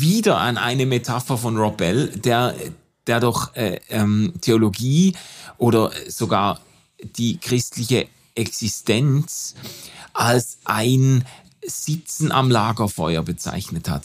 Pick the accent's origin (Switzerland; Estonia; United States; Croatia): Switzerland; als Schweizer, Europäer, weißer Mann